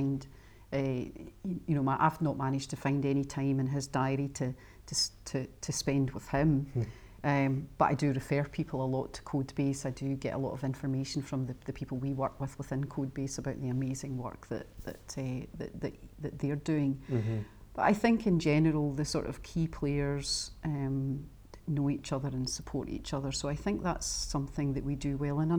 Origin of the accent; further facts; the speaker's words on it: Scotland, United Kingdom; as a Scot